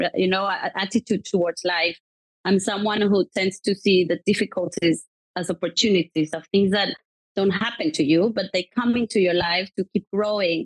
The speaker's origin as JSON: {"language": "English", "country": "Mexico", "tie": "born or raised there", "moved": "yes", "lives_now": "United Kingdom", "said": "I was brought up in Mexico, which I love my country"}